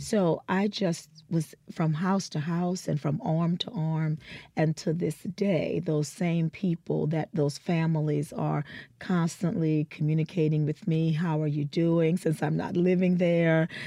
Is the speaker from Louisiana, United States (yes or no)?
yes; New Orleans, Louisiana, United States; moved away; So I was born in New Orleans. Um, my parents, uh, my father is from Natchez, Mississippi, and my mother is a New Orleanian, and they met very young in New Orleans, and that's where I was born and raised